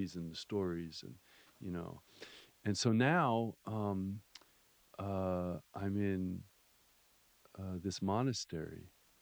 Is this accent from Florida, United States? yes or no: yes; Miami Beach, Florida, United States; moved away; when I was a kid, I grew up in Miami Beach, Florida